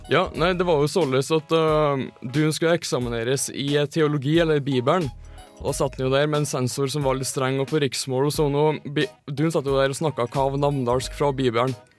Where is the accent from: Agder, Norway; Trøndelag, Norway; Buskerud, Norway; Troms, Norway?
Trøndelag, Norway; er innfødt trønder